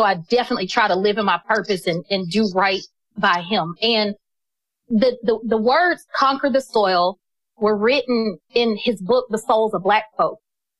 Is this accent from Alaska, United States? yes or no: no; Atlanta, Georgia, United States; I'm just from Atlanta. My family's been here for five generations